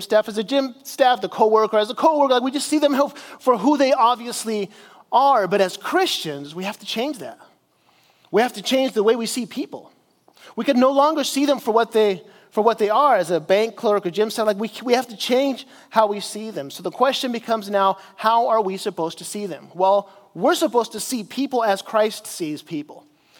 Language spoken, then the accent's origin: English; Chile; I grew up in South America as a missionary in Chile, and we would go out and we would evangelize people on the streets.